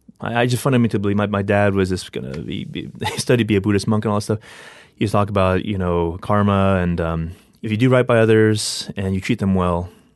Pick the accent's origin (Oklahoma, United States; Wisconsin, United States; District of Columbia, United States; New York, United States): District of Columbia, United States; also born or lived in Maryland; So, you know, I grew up in on the East Coast, born and raised in the D.C. area, and then grew up progressively moving closer toward Baltimore.